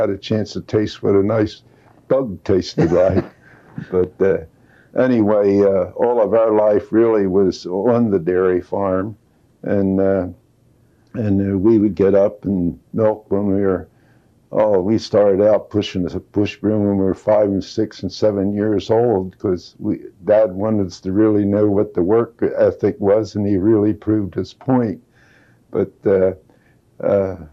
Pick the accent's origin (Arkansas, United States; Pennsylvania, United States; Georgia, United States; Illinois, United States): Pennsylvania, United States; King of Prussia; also born or lived in Norristown, Pennsylvania; I was born and raised on a dairy farm, and we had a butcher shop and market there also, where Brandywine Village is now located